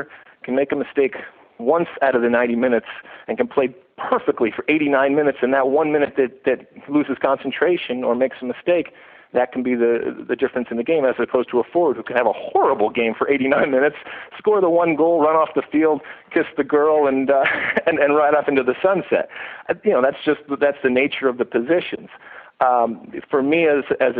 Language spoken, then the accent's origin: English; Michigan, United States; moved away as an adult; also born or lived in New Jersey; now in Los Angeles, United States; I grew up in Michigan, and I came out to Rutgers University